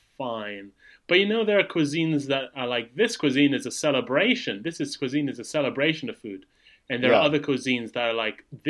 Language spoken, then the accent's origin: English; Malaysia; moved away; I grew up in Malaysia, which is very, very good food.